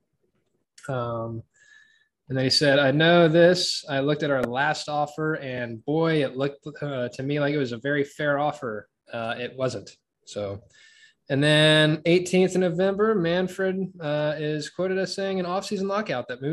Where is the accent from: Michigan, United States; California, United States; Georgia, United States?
Georgia, United States; moved away; I'm originally from Georgia